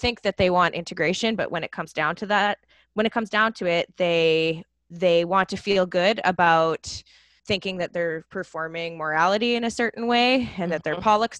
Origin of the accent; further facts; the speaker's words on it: Canada; Canadian parent